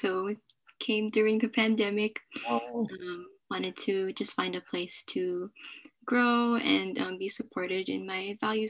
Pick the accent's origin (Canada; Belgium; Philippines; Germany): Philippines; I'm Filipino. So it's of course my culture and my people